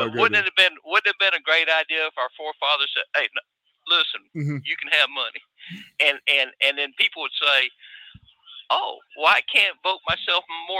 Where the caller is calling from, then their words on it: Atlanta, Georgia, United States; Hey, Mike. This is … from North Atlanta.